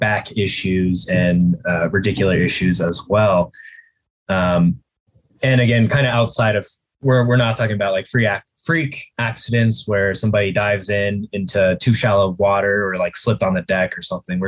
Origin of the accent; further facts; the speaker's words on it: Colorado, United States; also born or lived in Portland, Maine; moved back to my home state, Colorado, Colorado Springs